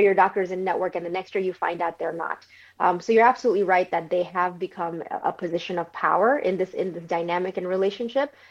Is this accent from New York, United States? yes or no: yes; New York City, New York, United States; moved away as an adult; also born or lived in Bangladesh; now in Florida, United States; I originally grew up in New York City